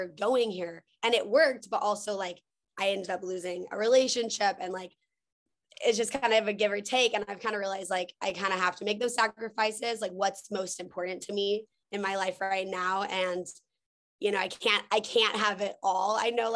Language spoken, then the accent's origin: English; Texas, United States; moved away as an adult; now in Los Angeles, United States; I'm from Texas. I grew up on a farm